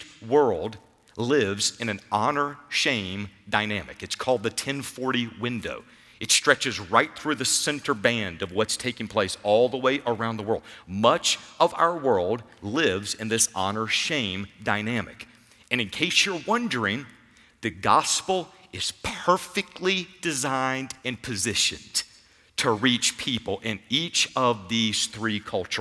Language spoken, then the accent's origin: English; United States; as an American, as those who grow up in this culture